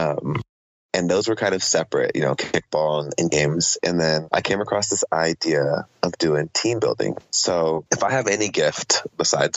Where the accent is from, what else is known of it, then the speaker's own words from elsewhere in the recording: Oceanside, California, United States; also born or lived in Chula Vista, California / Panama; now in San Diego, United States; a young lady that I grew up with in Oceanside and went to preschool together all the way through high school